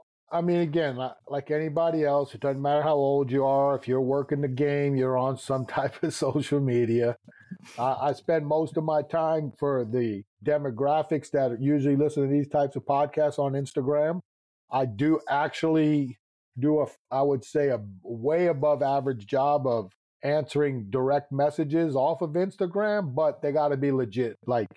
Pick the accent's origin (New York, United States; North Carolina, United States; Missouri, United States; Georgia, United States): New York, United States; I'm a New Yorker, man. That's just the way it is, man.